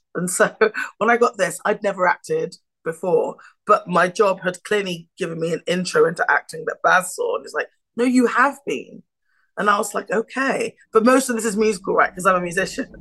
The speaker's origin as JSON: {"language": "English", "country": "United Kingdom", "said": "I'm British."}